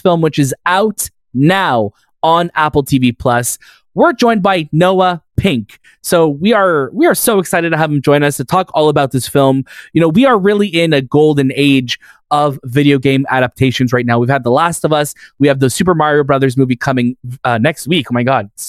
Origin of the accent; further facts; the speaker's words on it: Canada; we're proudly Canadian over here